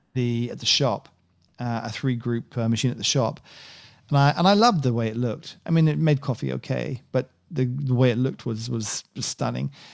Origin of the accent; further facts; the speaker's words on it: United Kingdom; I'm British